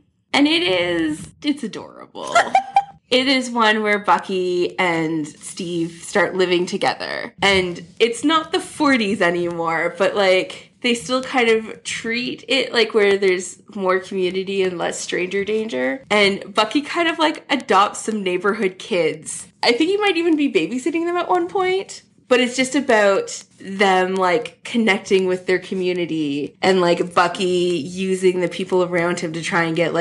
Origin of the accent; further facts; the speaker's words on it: Canada; I'm so Canadian